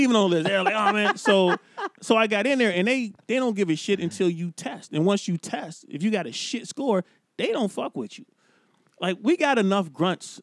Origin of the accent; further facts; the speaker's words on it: Cincinnati, Ohio, United States; moved away as an adult; now in California, United States; I grew up in Cincinnati, Ohio.